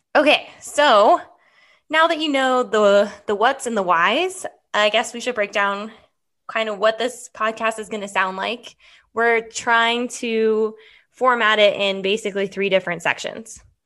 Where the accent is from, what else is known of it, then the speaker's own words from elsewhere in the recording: Henderson, Nevada, United States; also born or lived in Nebraska / Northern Arizona; I am from Henderson, a Henderson native. I also lived here my whole life